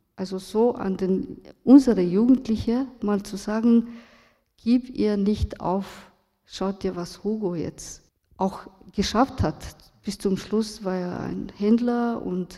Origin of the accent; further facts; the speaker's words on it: Romania; German is a second language; moved away; also born or lived in Vienna, Austria; Ich bin aus Rumänien, in Rumänien aufgewachsen